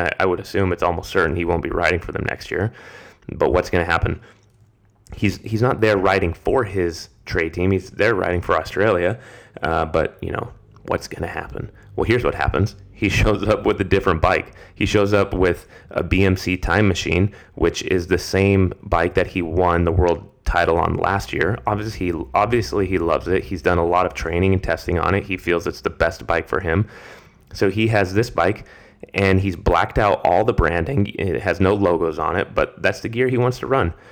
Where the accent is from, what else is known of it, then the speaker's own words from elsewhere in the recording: United States; As an American